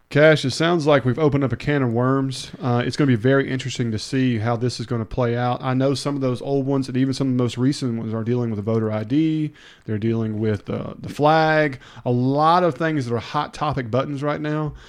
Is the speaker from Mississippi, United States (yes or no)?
yes; Hernando, Mississippi, United States; now in Olive Branch, United States; when I lived in Hernando and I grew up in Hernando for a long time